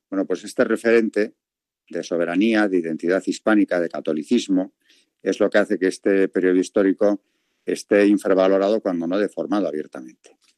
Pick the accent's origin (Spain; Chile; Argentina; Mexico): Spain; como españoles